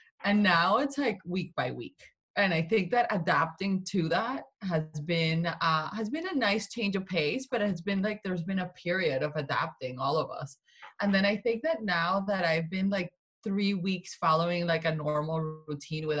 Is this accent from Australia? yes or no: no; Colombia; also born or lived in Vermont; now in Connecticut, United States; I am Colombian, I am not American, so, and I, all my family is in Colombia, you know, I grew up there.